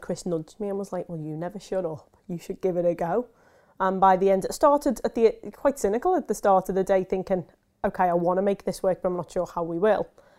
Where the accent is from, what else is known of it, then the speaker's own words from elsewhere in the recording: Liverpool, North West England, United Kingdom; now in Peterborough, United Kingdom; From Liverpool.